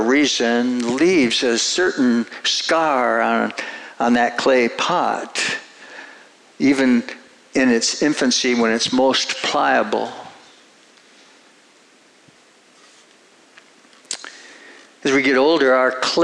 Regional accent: Minnesota, United States; I grew up in Minnesota, and rural Minnesota, very rural

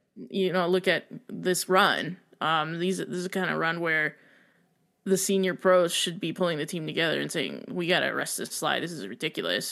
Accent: United States; I am American

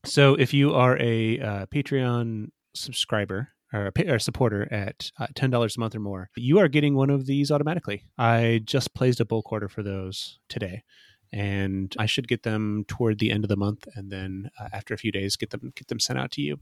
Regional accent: Fort Wayne, Indiana, United States; Fort Wayne, Indiana, which is my hometown

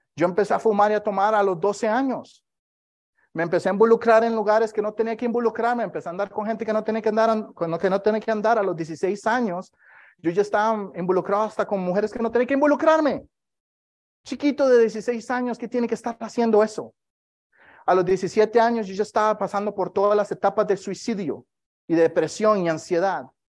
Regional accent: Costa Rica; moved away; soy de Costa Rica

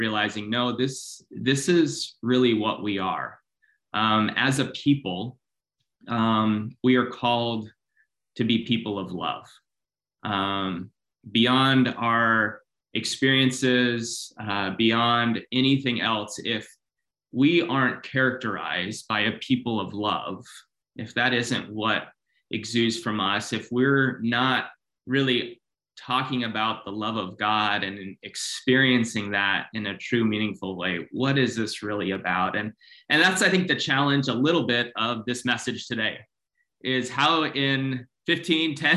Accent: Philippines; I grew up in the Philippines.

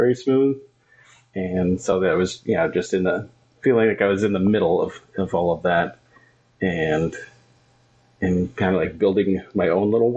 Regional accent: Kalkaska, Michigan, United States; I grew up in Calvary Baptist Church in Kalkaska. It's from where I'm sitting, it's that way.

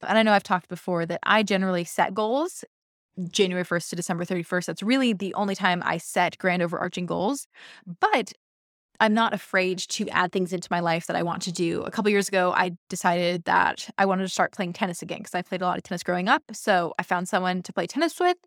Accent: Seattle, Washington, United States; I'm from Seattle

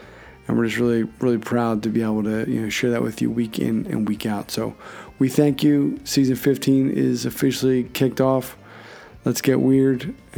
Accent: Philadelphia, Pennsylvania, United States; not to be confused with my hometown of Philadelphia

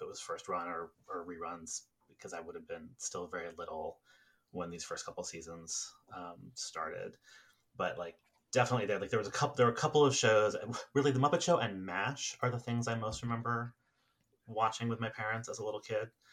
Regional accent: New York City, New York, United States; I grew up in New York City

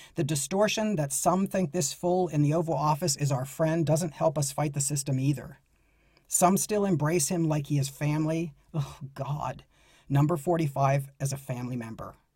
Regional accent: United States; being an American

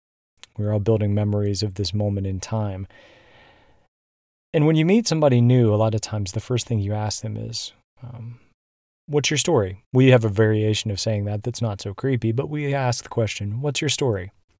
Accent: Illinois, United States; in my home state of Illinois, we are all in stay at home

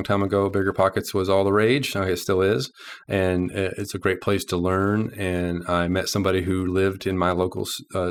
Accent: Arkansas, United States; also born or lived in Little Rock, Arkansas; I'm from Arkansas. I live in Little Rock, Arkansas.

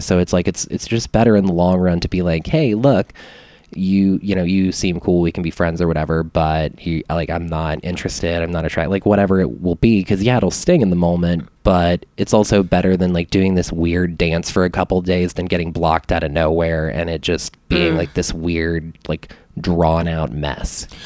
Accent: Alexandria, Louisiana, United States; now in Austin, United States; my hometown was like was around 30000-ish people whenever i was living there

